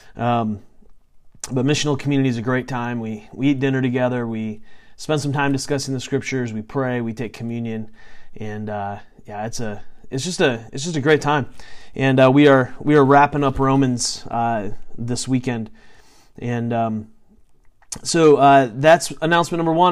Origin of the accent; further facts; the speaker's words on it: United States; I'm going to speak as an American because that's that's where that's where I live